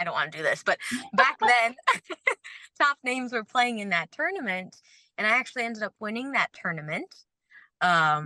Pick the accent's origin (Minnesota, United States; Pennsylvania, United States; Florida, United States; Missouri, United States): Florida, United States; moved away as an adult; also born or lived in Canada; now in New Braunfels, United States; most of my life in Florida. And that's where I grew up